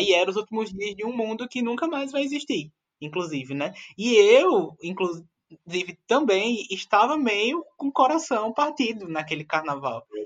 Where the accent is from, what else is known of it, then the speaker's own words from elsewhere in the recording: Pernambuco, Brazil; A gente, como pernambucano, está acostumado com frevo